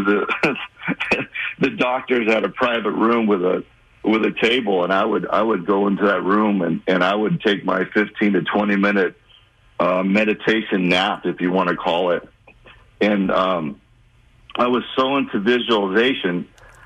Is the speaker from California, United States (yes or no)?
yes; Los Angeles, California, United States; my hometown team, the Dodgers